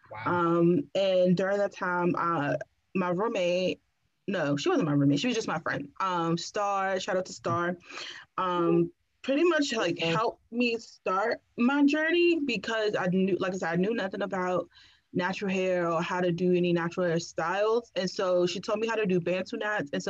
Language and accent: English; Washington, District of Columbia, United States; moved away as an adult; also born or lived in Pennsylvania; I'm from DC, born and raised